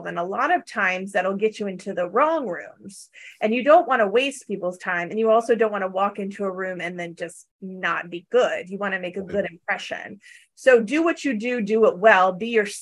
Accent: Valley girl, Southern California, United States; now in New York, United States; I'm from Southern California and I'm a Valley girl. So, but I have lived here now, you know, quite a long time

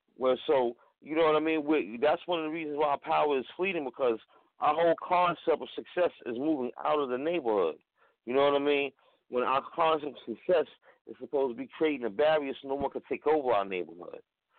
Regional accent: New York City, New York, United States; I'm from Harlem.

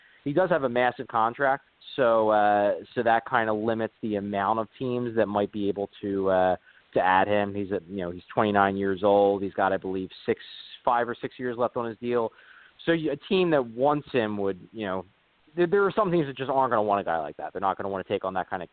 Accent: Philadelphia, Pennsylvania, United States; as a Philadelphian

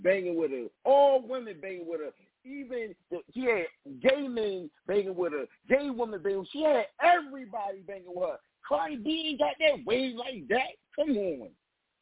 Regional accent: Philadelphia, Pennsylvania, United States; I'm from Philly, baby.

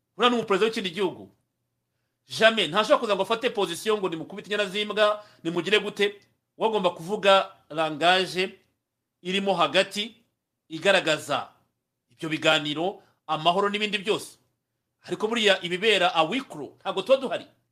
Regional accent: Rwanda; abanyarwanda twe nk'abanyarwanda

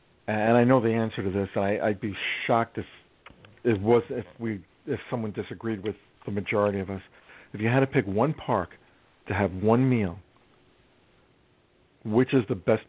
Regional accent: New York City, New York, United States; growing up in New York City

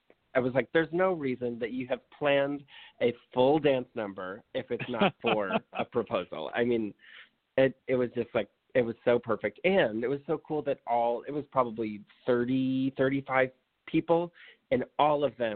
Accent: New York, United States; I'm from New York, he's from Oklahoma, our friends are in New York City.

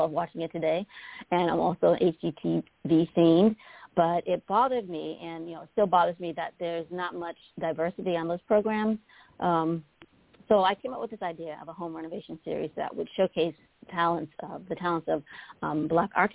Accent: Boston, Massachusetts, United States; moved away as an adult; now in Washington, D.C., United States; I was born and raised in Boston

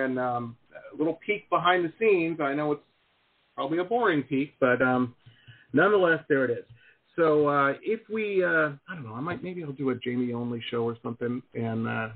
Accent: Detroit, Michigan, United States; I grew up in Metro Detroit, you know, I'm got union in my blood

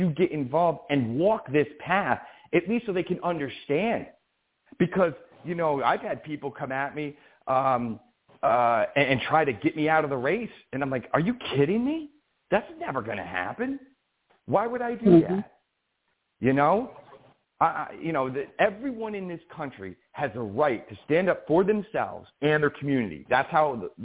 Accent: Albany, New York, United States; born or raised there

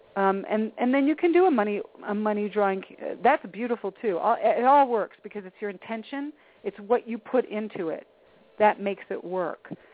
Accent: East Coast, United States; moved away; I'm originally from the East Coast

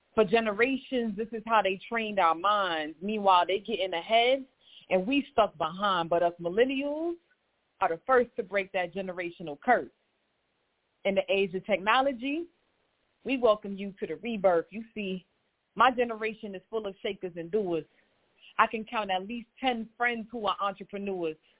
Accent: New York City, New York, United States; I am also from Queens, New York

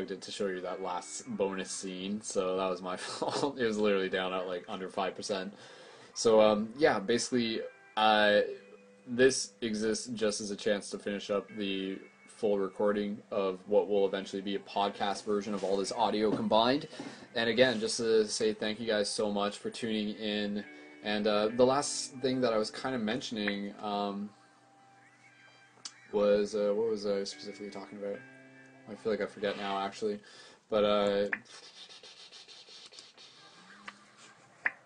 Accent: London, Ontario, Canada; I'm from London, Ontario, Canada, to confirm, so it's a little bit north of Detroit.

